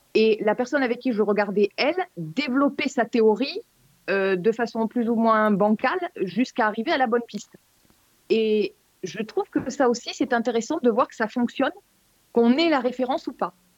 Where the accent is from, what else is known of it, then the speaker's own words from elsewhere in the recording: France; chez nous en France